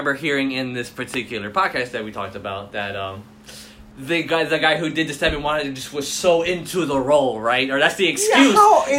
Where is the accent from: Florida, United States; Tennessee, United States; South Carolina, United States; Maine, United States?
Florida, United States; Miami; growing up in Miami, a lot of Cubans are black.